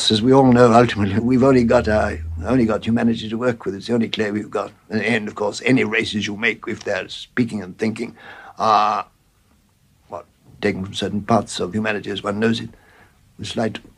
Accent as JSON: {"language": "English", "area": "Warwickshire", "region": "West Midlands", "country": "United Kingdom", "tie": "born or raised there", "also_born_or_lived": "Bloemfontein, South Africa", "said": "suddenly find yourself in a quiet Warwickshire village."}